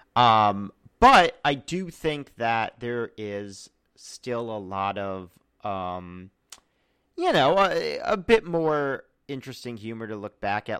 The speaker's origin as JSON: {"language": "English", "town": "Charlotte", "region": "North Carolina", "country": "United States", "tie": "born or raised there", "also_born_or_lived": "New York / Memphis, Tennessee", "moved": "yes", "said": "I was born in New York, but we actually grew up in Charlotte, North Carolina, then Memphis, Tennessee"}